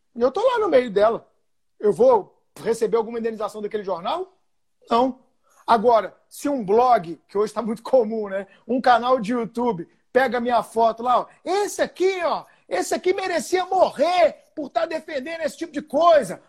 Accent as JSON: {"language": "Portuguese", "town": "Belo Horizonte", "region": "Minas Gerais", "country": "Brazil", "said": "Eu sou de Belo Horizonte"}